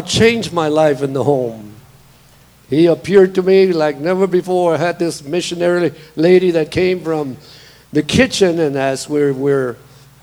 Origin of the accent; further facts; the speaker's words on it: Beeville, Texas, United States; also born or lived in Corpus Christi, Texas; I'm a Texan, born in Corpus Christi, Texas, and raised in a little city called Beeville, Texas.